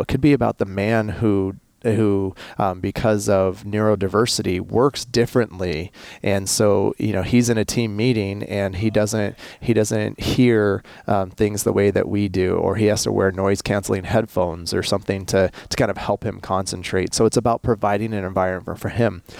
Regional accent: United States; I'm American

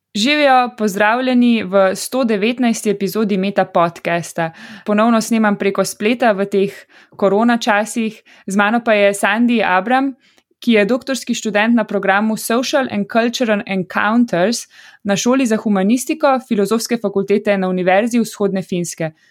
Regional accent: Ljubljana, Slovenia; sem iz Ljubljana in sem 30 let živela tukaj

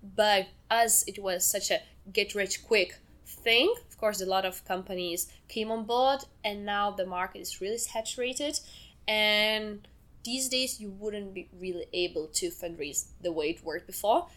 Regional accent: Lithuania; So I'm from Lithuania

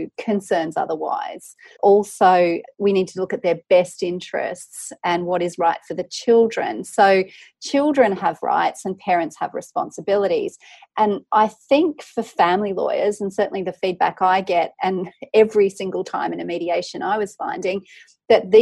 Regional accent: Tamworth, New South Wales, Australia; I grew up in regional Australia. I'm from Tamworth in New South Wales.

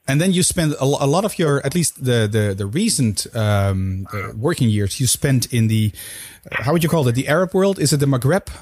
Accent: Netherlands; both being Dutch.

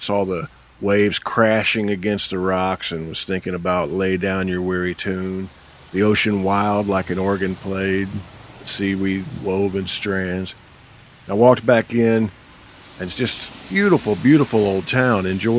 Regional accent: Midwest, United States; as a Midwesterner who's landlocked

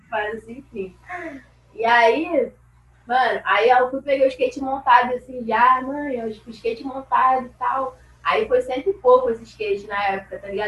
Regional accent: Rio de Janeiro, Brazil; eu sou do Rio de Janeiro e fui morar no Campo Grande, na Zona Oeste.

